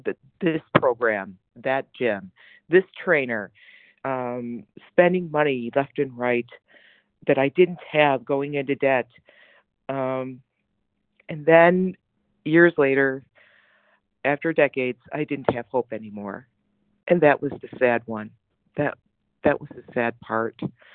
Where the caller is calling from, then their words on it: New Jersey, United States; I'm calling in from New Jersey.